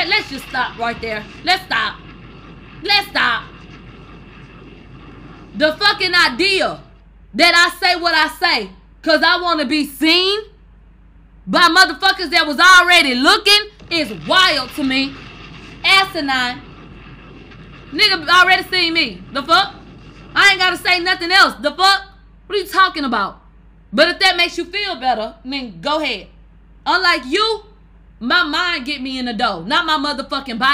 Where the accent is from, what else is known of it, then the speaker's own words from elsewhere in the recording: Houston, Texas, United States; I was a nigga from Houston